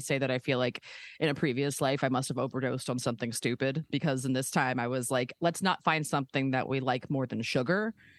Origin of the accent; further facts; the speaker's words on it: Baltimore, Maryland, United States; now in Los Angeles, United States; I live in LA. I've been here for like 15 years. I'm like originally from Baltimore. I like went to college in Philly, but then I moved out to LA afterwards.